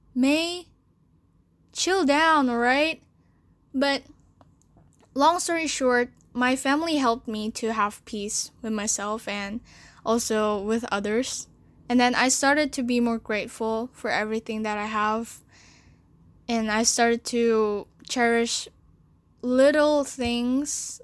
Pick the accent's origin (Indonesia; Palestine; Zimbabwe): Indonesia; Jakarta; also born or lived in China; I was born in China and I stayed there for four years. Then my parents brought me to Jakarta